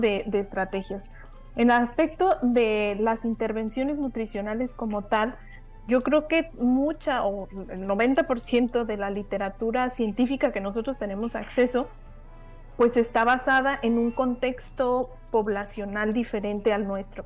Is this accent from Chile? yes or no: no; Mexico; moved away; como mexicanos